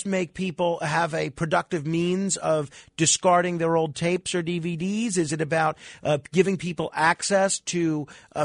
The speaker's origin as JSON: {"language": "English", "town": "New York City", "region": "New York", "country": "United States", "tie": "born or raised there", "said": "in New York City, in my hometown"}